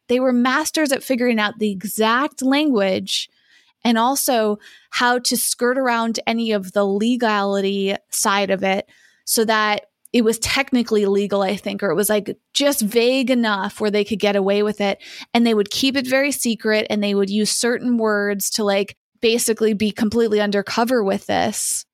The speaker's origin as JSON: {"language": "English", "region": "Massachusetts", "country": "United States", "tie": "born or raised there", "said": "I grew up in Massachusetts."}